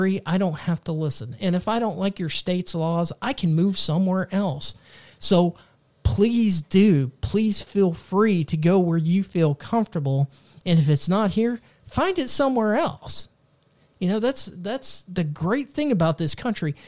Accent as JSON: {"language": "English", "region": "Texas", "country": "United States", "said": "my home state of Texas"}